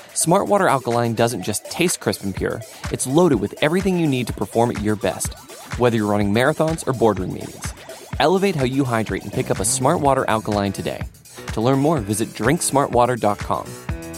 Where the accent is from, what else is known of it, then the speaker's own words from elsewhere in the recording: Cincinnati, Ohio, United States; we're from Cincinnati. You know, it's the most southern part of Ohio